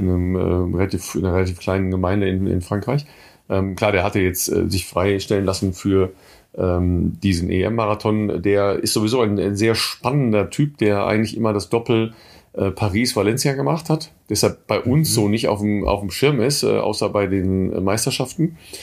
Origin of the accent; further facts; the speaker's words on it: home town ten kilometres from Coesfeld, North Rhine-Westphalia, Germany; das ist äh, zehn Kilometer von meinem Heimatort entfernt